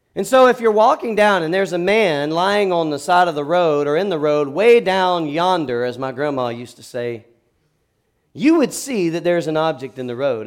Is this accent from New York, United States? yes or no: no; South Georgia, United States; I'm from South Georgia